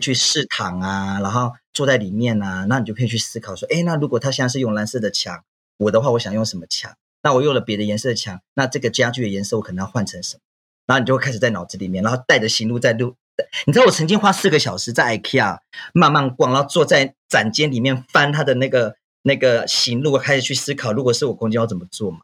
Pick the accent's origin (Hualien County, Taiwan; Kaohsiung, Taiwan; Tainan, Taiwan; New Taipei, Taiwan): New Taipei, Taiwan; Wulai; 我来自台北乌来，我们是德拉曼这边的泰雅族